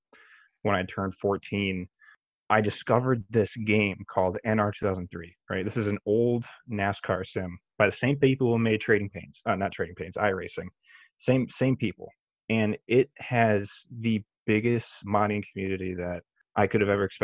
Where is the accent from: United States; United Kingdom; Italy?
United States; Brooklyn, Michigan; also born or lived in Tecumseh, Michigan; I grew up in Brooklyn, Michigan, right next to the track